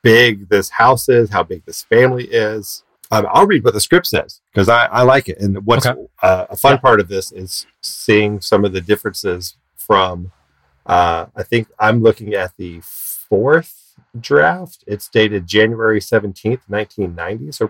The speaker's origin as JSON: {"language": "English", "region": "the American South", "country": "United States", "said": "we would call it a foyer, because we're from the American South"}